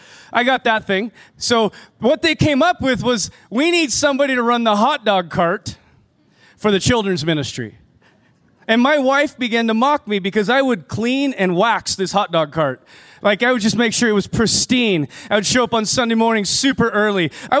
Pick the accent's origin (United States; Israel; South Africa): United States; now in Canada; And being an American student in Canada, going to a private school, I wasn't allowed to work in Canada.